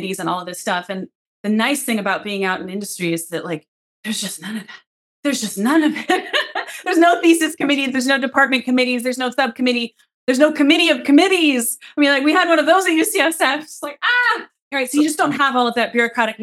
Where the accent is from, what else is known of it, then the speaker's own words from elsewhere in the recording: Seattle, Washington, United States; I'm from Seattle.